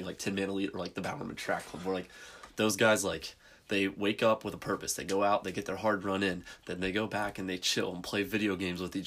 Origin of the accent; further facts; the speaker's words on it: Pennsylvania, United States; we're from Pennsylvania, so our athletic association in Pennsylvania is the PIAA